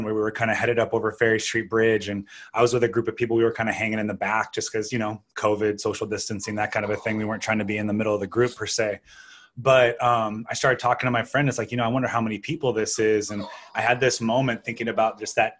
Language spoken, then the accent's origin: English; Canada; now in United States; I'm an American. I mean, I'm Canadian. I used to have dual citizenship